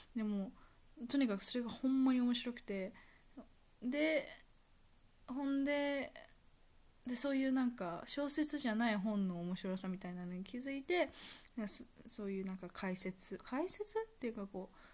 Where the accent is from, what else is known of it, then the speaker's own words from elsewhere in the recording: Kansai, Japan; accent: Kansai dialect; ちっちゃい頃、関西弁あんま好きじゃなかった